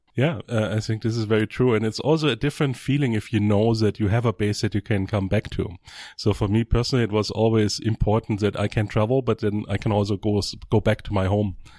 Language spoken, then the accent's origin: English; Germany; moved away; I'm from Germany